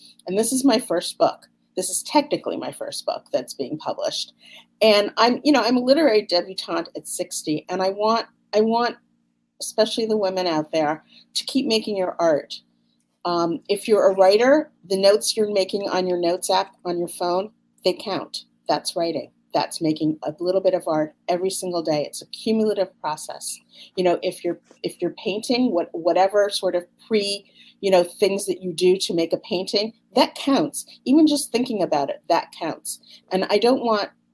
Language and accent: English; Connecticut, United States; we grew up in Connecticut